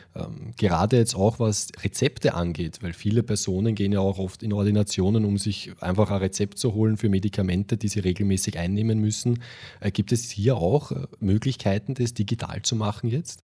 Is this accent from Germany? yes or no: no; Austria; wir in Österreich